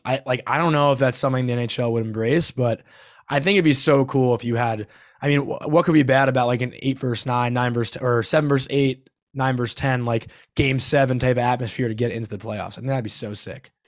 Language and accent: English; Long Island, New York, United States; growing up on Long Island and being a Ranger fan